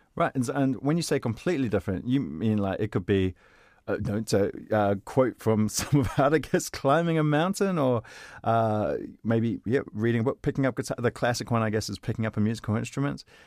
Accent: New Zealand; I'm a New Zealander

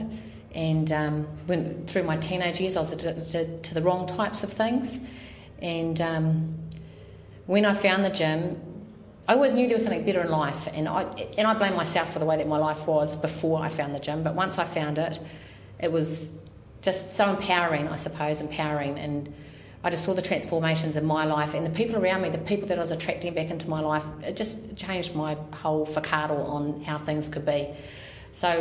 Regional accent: Napier, Hawke's Bay, New Zealand; also born or lived in Cromwell, New Zealand / Wairoa, New Zealand; we moved to Napier, that's where I started school.

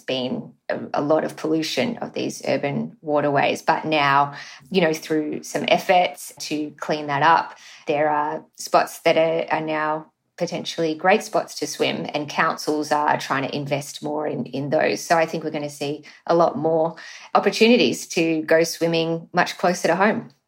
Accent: Melbourne, Victoria, Australia; I grew up in Melbourne

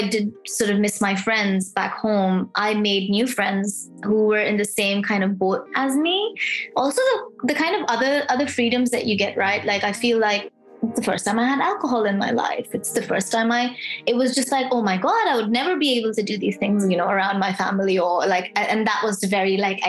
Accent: Pakistan; also born or lived in Middle East; now in Melbourne, Australia; I migrated to Australia as an international student from Pakistan. I'm originally from Pakistan. I never really lived there. I grew up in the Middle East.

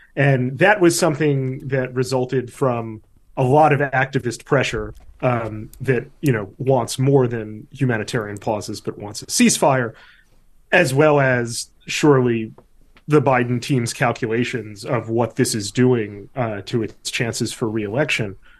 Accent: New York, United States; I'm also an American and a New Yorker

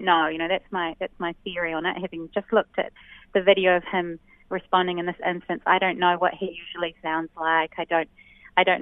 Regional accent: New Zealand; also born or lived in Australia

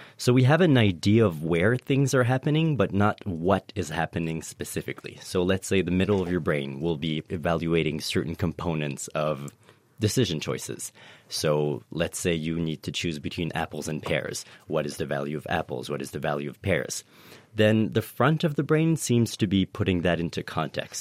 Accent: Canada; moved away as an adult; now in Cambridge, United Kingdom; I am French Canadian, uh, so I immigrated here to study decision-making and economics in the brain

